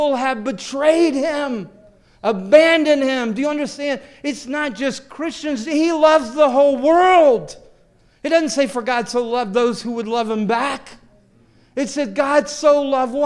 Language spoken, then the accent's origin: English; the South, United States; now in New York, United States; I grew up in the South